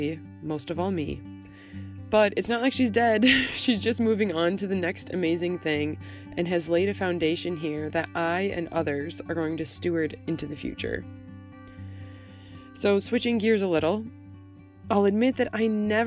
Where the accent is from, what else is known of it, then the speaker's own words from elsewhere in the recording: Tennessee, United States; my home state of Tennessee